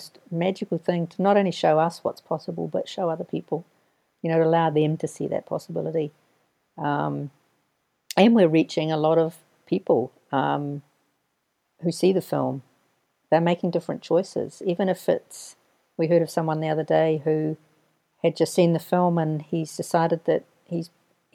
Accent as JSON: {"language": "English", "country": "New Zealand", "also_born_or_lived": "Castle Hill, Canterbury, New Zealand", "said": "New Zealand. I come from New Zealand."}